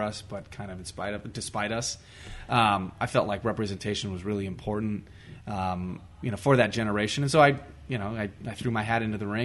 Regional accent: Whittier, California, United States; I grew up here in Whittier

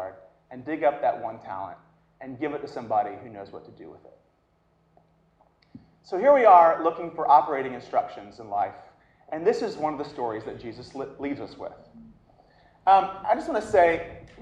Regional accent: the South, United States; I'm from the South, I say oil.

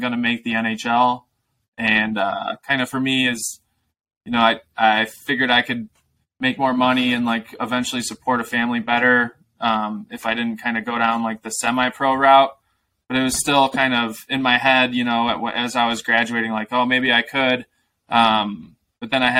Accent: Aurora, Illinois, United States; I grew up in the Chicago suburbs, so like west suburbs, Aurora, Illinois.

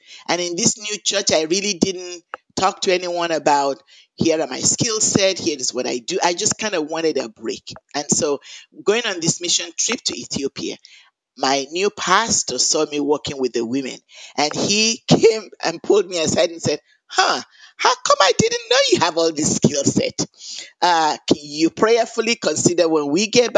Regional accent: Lagos, Nigeria; moved away as an adult; also born or lived in Jos, Nigeria; now in Chapel Hill, United States; I was born in Nigeria. I grew up in Lagos, Nigeria, in a Christian home

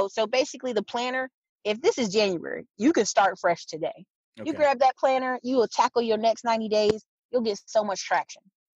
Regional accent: Fayetteville, North Carolina, United States; also born or lived in Alaska; I tell people I'm from Fayetteville, even though I'm a military kid, I live in Alaska, live other places. I say Fayetteville, North Carolina

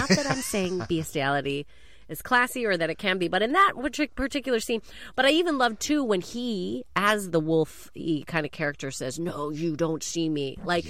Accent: Canada; Keanu's Canadian, just so you know, everyone, that. As a Canadian.

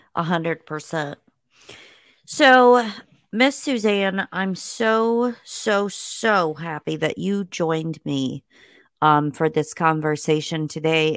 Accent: Indiana, United States; moved away; I was born in Indiana

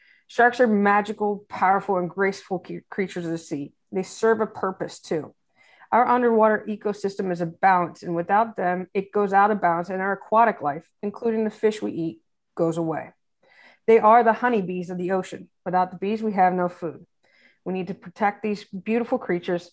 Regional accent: Midwest, United States; now in Fort Myers Beach, United States; I am from the Midwest originally

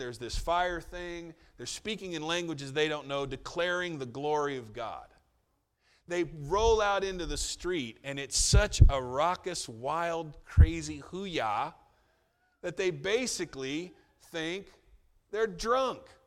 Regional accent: United States; as an American

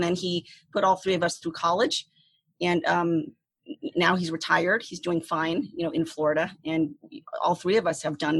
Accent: Saigon, Ho Chi Minh City, Vietnam; born there; Yeah, I was born in Saigon, Vietnam in 1974, which was only 1 year before the communists came, you know, and basically took Saigon.

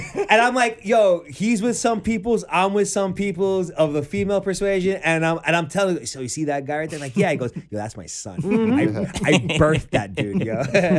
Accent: New York City, New York, United States; me being from Queens

